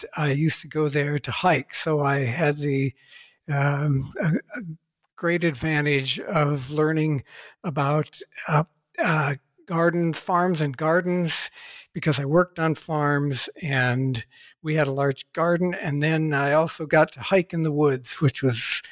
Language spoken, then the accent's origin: English; Ohio, United States; I was born and raised in Ohio, USA